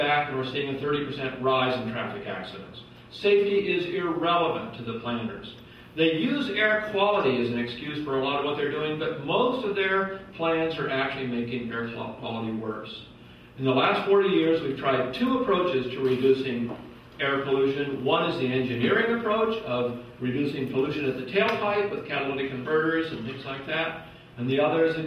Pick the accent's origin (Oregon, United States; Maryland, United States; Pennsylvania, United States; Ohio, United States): Oregon, United States; Portland; Portland, my hometown